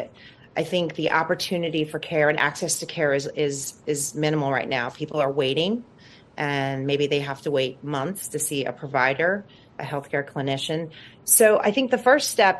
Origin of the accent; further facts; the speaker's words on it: New Orleans, Louisiana, United States; moved away as an adult; now in California, United States; I'm from New Orleans originally